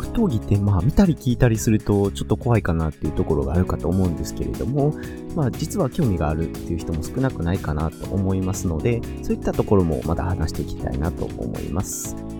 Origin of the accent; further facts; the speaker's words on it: Kansai, Japan; accent: Kansai dialect; 僕は関西生まれ関西育ちで二十数年以上ずっと関西にいます